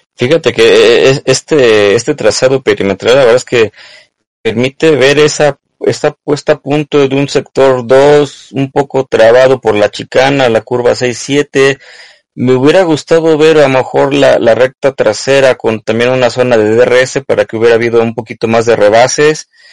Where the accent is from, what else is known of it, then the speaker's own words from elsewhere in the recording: Mexico; como mexicanos, como latinos